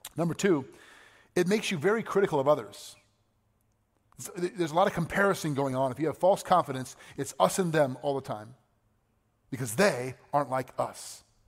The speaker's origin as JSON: {"language": "English", "country": "United States", "said": "I'm an American. Proud to be an American."}